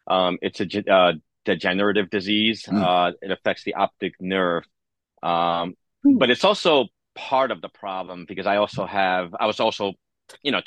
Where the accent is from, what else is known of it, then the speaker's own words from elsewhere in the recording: New York City, New York, United States; I was born in East Harlem, Spanish Harlem